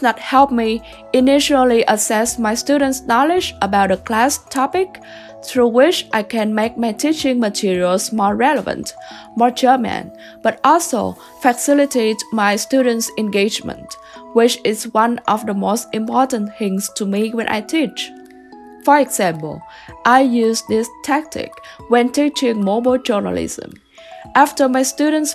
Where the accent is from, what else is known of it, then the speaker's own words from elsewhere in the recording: Vietnam; moved away as an adult; now in Kansas, United States; I came from Vietnam, a very different country in comparison to the America